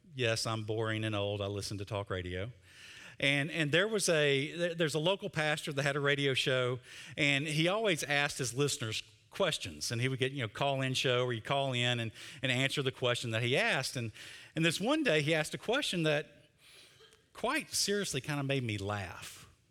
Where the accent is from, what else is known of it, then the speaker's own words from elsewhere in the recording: Mississippi, United States; I'm from Mississippi